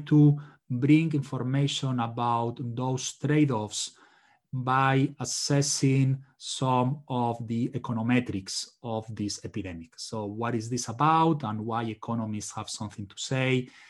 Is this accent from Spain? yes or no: yes; Spain; now in United States; I'm originally from Spain